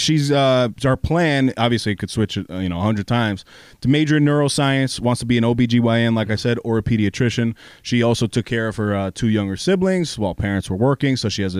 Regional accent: Mount Vernon, New York, United States; So Mount Vernon, New York, I grew up there.

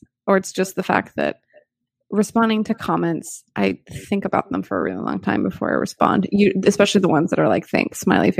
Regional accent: California, United States; we're from Cali.

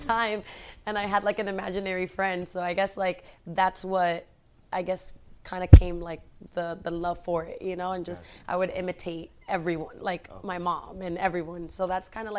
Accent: United States; Although I grew up in America, like, my family is very Spanish

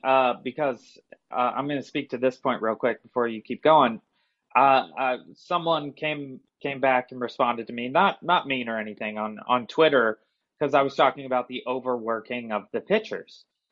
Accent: Chicago, Illinois, United States; I know we're from Chicago

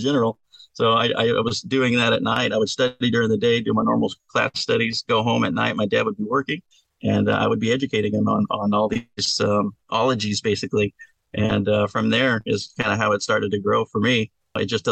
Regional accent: Texas, United States; I'm from Texas, you know, after all. So that's what we do. We got some hardcore work ethic down here

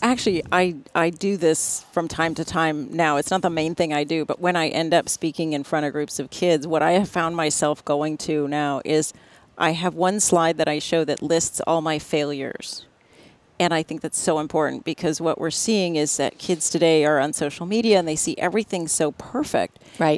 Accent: National City, California, United States; I grew up in San Diego, California

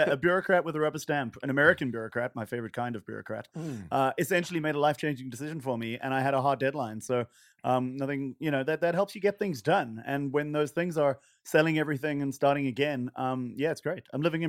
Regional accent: Johannesburg, Gauteng, South Africa; now in New York, United States; I come from Johannesburg, which likes to claim that it's the New York of Africa.

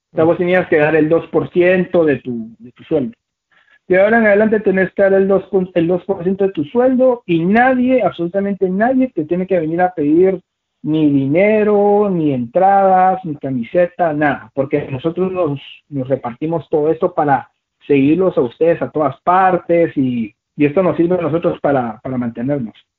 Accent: Guatemala; mi país

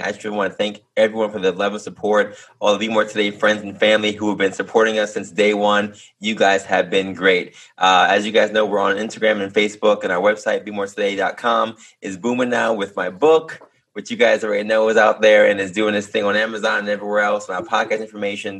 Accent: New York City, New York, United States; I'm born in Harlem, and uh, we're both from Manhattan, which a lot of people aren't originally from Manhattan, but we are

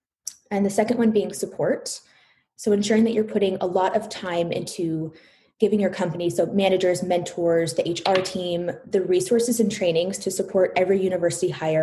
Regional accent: Palo Alto, California, United States; I was born and raised in Palo Alto, traveled down to Southern California for college

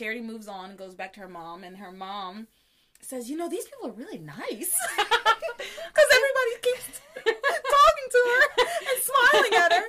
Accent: the South, United States; I'm from the South.

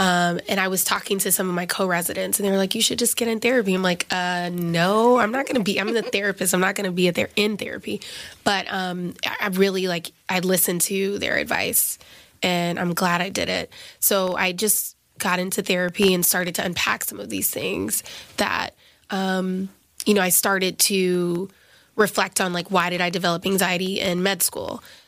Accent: the South, United States; now in New York, United States; Like, yes, I'm in New York now. You know, I'm a psychiatrist. I went to Cornell, but like, I'm from the South.

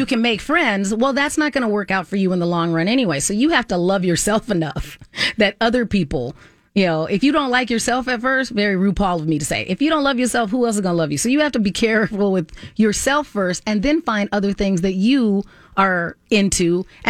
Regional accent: Southwest, United States; accent: Southwest; now in Minnesota, United States; Like, I've lived here long enough that my accent from being in the Southwest, which is not a very deep accent anyway, is pretty much gone.

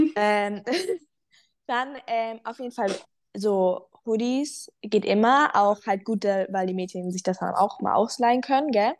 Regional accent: Frankfurt, Hesse, Germany; ich komme aus Frankfurt, ähm, näher

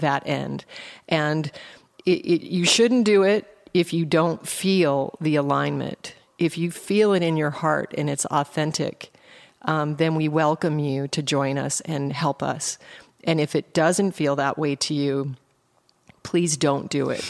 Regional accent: Anchorage, Alaska, United States; also born or lived in Colorado; I was raised in Alaska. I was born in Colorado and, and drove to Alaska in an A M C Hornet with my mom, my four siblings, and a dog, and I turned nine on the way

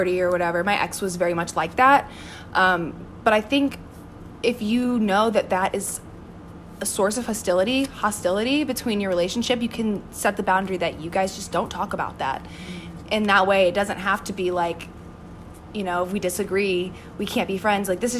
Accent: Southern Illinois, United States; I'm from Southern Illinois

